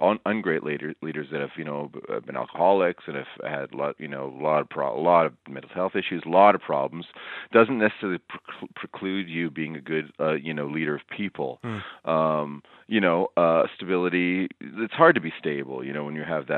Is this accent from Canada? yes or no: yes; Toronto, Ontario, Canada; growing up in Etobicoke